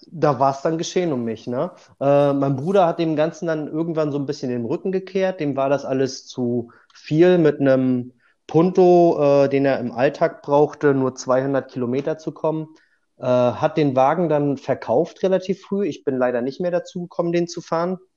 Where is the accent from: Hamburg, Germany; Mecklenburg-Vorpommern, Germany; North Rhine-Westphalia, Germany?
Mecklenburg-Vorpommern, Germany; Rügen; Ich bin, wie du schon sagtest, ein Vollblut-Insulaner. Ich komme von der schönen Insel Rügen.